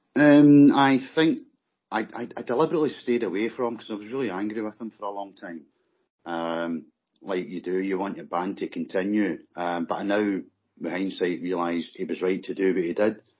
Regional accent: Scotland, United Kingdom; accent: Scottish; It's my Scottish accent.

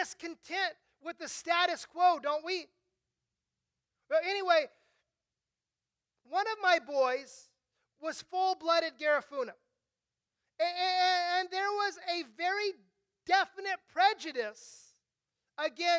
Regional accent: Southern California, United States; I grew up mostly here in Southern California

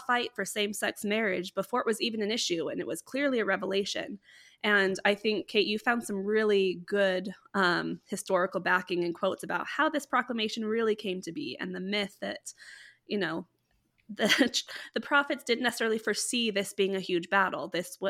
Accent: California, United States; I know, so I am actually originally from California, and so during the Prop 8, I was actually at BYU for my sophomore year

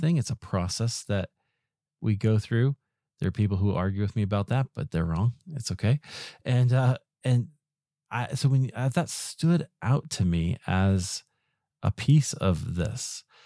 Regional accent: Iowa, United States; I grew up in Iowa

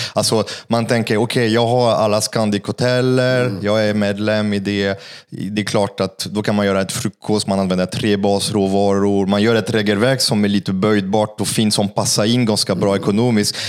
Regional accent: Paris, Île-de-France, France; Swedish is a second language; now in Sweden; jag är från Paris

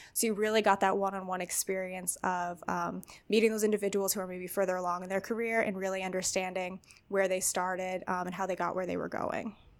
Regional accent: Wilkes-Barre, Pennsylvania, United States; I grew up in Wilkes-Barre

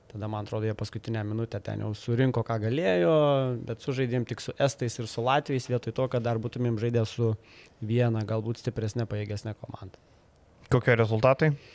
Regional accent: Lithuania; mes visą laiką kaip lietuviai keliam aukštus tikslus

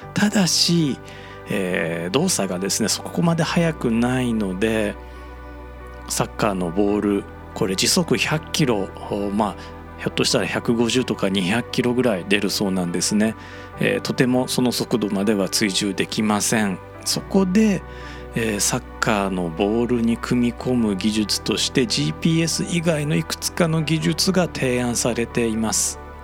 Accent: Japan; 僕たち日本人が

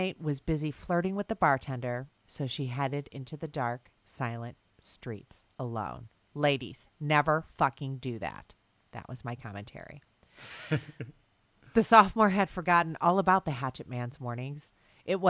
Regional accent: Bloomington, Indiana, United States; it's my hometown, Bloomington, Indiana

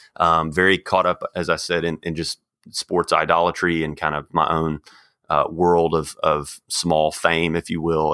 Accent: Texas, United States; moved away as an adult; also born or lived in Arkansas; now in Kansas City, United States; I grew up in Texas

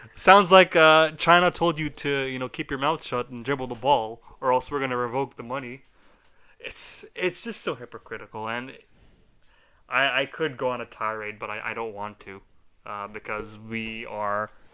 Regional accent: Canada; we are Canadian

